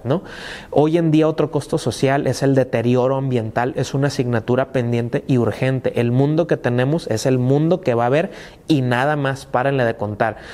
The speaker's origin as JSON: {"language": "Spanish", "country": "Mexico", "said": "forma de ser como mexicanos"}